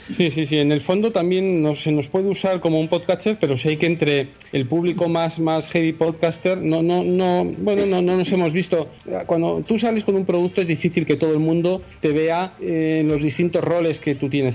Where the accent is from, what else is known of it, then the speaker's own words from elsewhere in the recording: Spain; nosotros eh, eh, somos españoles